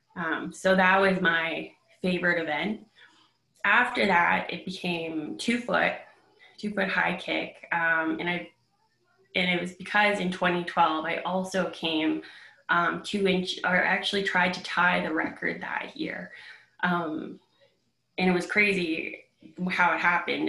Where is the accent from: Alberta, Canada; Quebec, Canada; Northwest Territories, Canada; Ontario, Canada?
Northwest Territories, Canada; Fort Smith; in 2018 in Fort Smith, my hometown.